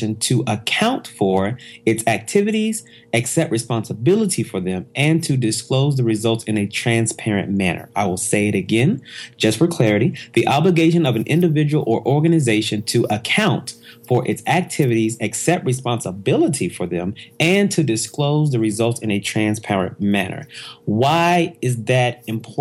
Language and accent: English; Oklahoma City, Oklahoma, United States; I'm originally from Oklahoma City. Grew up there.